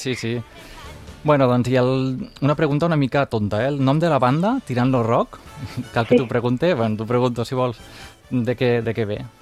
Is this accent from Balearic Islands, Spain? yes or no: no; Terres de l'Ebre, Catalonia, Spain; jo sóc mm, de les Terres de l'Ebre, així que segurament parlaré una mica també valencià